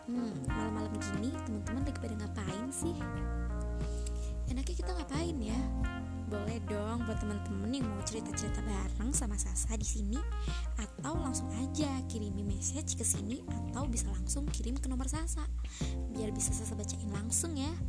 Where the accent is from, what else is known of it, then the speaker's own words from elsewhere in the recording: Tegal, Central Java, Indonesia; saya memang asli orang Tegal dan kelahiran pun di Tegal